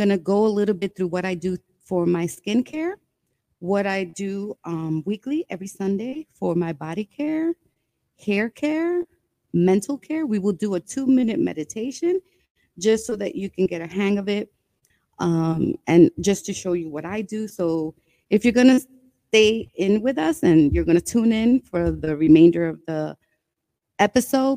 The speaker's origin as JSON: {"language": "English", "town": "New York City", "region": "New York", "country": "United States", "tie": "born or raised there", "also_born_or_lived": "Brooklyn, New York / Bronx, New York", "said": "I was born in Brooklyn, raised in Washington Heights, and now I live in the Bronx."}